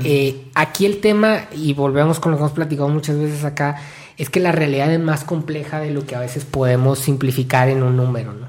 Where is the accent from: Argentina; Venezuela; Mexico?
Mexico; como mexicanos